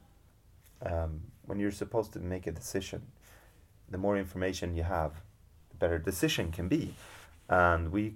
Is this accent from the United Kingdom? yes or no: no; Stockholm, Stockholm County, Sweden; moved away; I'm from Stockholm.